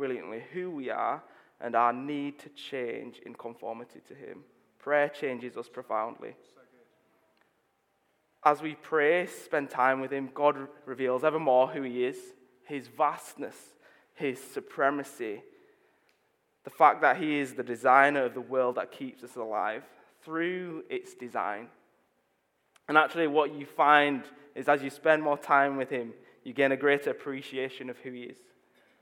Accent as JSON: {"language": "English", "town": "Leeds", "region": "Yorkshire and the Humber", "country": "United Kingdom", "tie": "born or raised there", "said": "I'm from Leeds. I grew up in Chapel Town."}